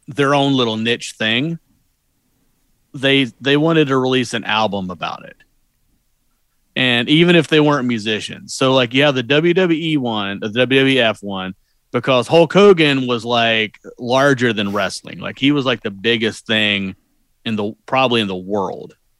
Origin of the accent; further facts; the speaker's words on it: Southeast, United States; I'm from the Southeast.